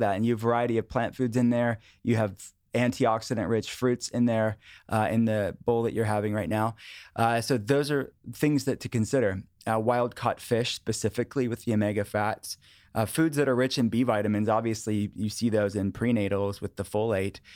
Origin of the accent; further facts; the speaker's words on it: outside of Pittsburgh, Pennsylvania, United States; I grew up in a household that my parents were interested in wellness. Before wellness was a thing, in the eighties and nineties, outside of Pittsburgh